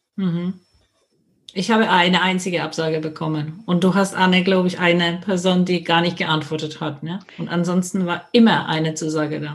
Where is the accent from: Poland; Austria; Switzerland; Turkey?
Poland; German is a second language; now in Nuremberg, Germany; wie man das an meinem Akzent hört, stamme ich aus Polen, lebe seit 30 Jahren, aber in Deutschland und die ganze Zeit schon in Nürnberg